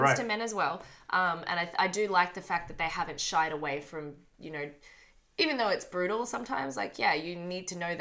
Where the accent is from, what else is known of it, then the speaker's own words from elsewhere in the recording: Australia; I'm from Australia